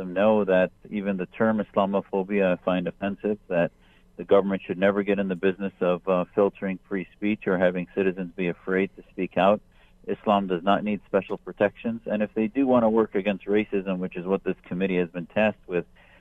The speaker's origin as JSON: {"language": "English", "country": "United States", "said": "as an American"}